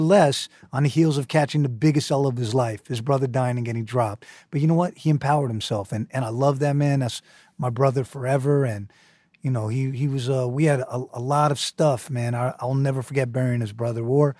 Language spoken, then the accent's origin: English; Manhattan, New York, United States; His periodic table is very Staten Island. And I'm from Manhattan. I had trouble understanding it.